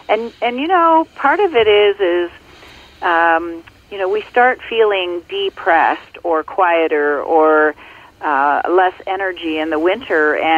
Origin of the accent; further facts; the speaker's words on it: Ontario, Canada; I grew up in Ontario, and I now live in Muskoka in Ontario